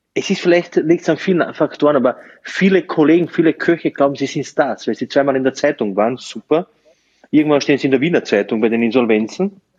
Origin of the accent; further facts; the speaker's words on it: Slovenia; also born or lived in Burgenland, Austria; now in Austria; ich komme eigentlich aus Slowenien